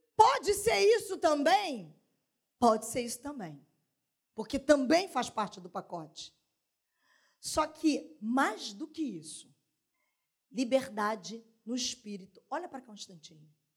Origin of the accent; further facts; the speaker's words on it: Duque de Caxias, Rio de Janeiro, Brazil; Sou cria da Maranata, em Caxias